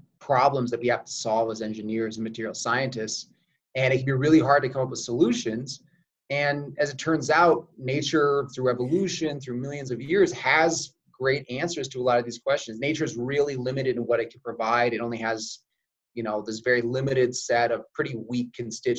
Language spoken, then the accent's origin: English; Oregon, United States; moved away as an adult; also born or lived in San Diego, California; now in Utah, United States; I actually originally grew up in Oregon